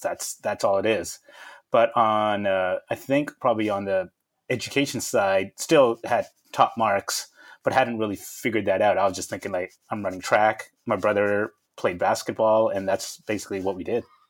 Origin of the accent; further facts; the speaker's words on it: Vancouver, British Columbia, Canada; I grew up in uh, Vancouver, British Columbia, Canada